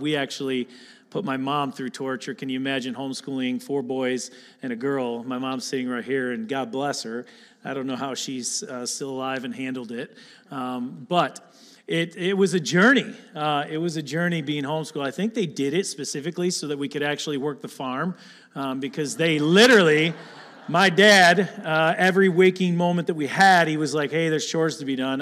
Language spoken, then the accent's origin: English; Attica, Michigan, United States; I grew up here in Lapeer, actually in Attica, right up the road.